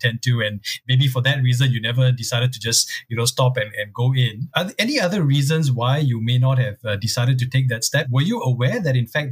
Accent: Singapore; growing up in Singapore for in the early mid-80s

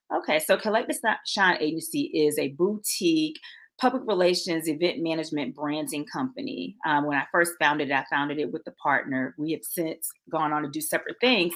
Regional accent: Norfolk, Virginia, United States; moved away as an adult; now in Atlanta, United States; I'm originally from Norfolk, Virginia.

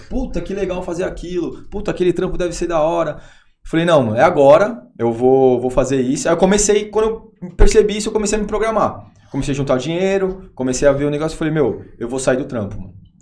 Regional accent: Santos, São Paulo, Brazil; Eu sou de Santos.

